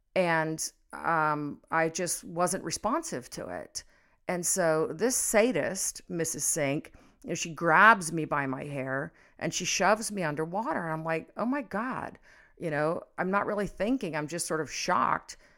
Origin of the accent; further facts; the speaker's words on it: Cincinnati, Ohio, United States; also born or lived in Florida; I was about six years old, and we moved from Florida to Cincinnati